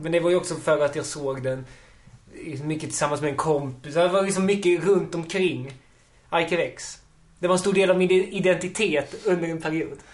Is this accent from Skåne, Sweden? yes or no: yes; Ystad, Skåne, Sweden; moved away as an adult; now in Malmö, Sweden; jag är ursprungligen från Ystad. Där jag har bott och gått i skolan länge.